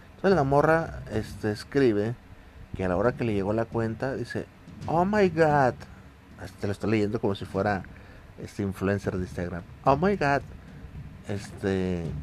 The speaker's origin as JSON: {"language": "Spanish", "country": "Mexico", "said": "nosotros como mexicanos"}